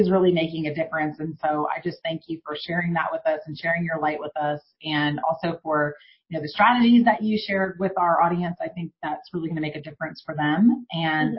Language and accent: English; Houston, Texas, United States; I grew up in Houston